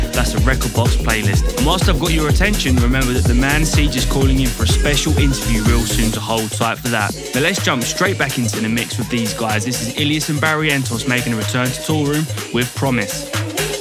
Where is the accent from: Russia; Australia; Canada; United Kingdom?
United Kingdom; Maidstone, South East England; my hometown of Maidstone